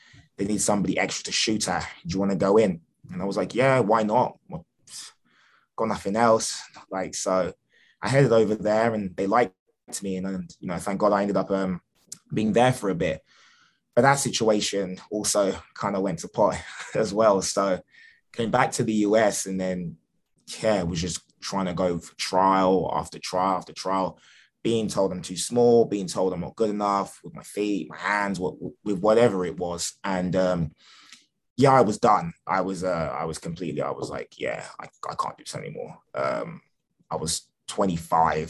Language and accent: English; England, United Kingdom; moved away as an adult; now in United States; I was born in England